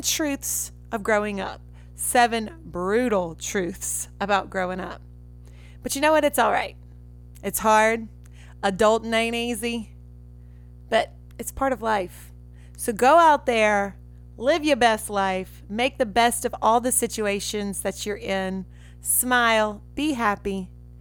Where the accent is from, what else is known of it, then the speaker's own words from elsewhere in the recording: Red Lick, Mississippi, United States; I had an awesome childhood, awesome parents, awesome siblings where I grew up back in Red Lick, Mississippi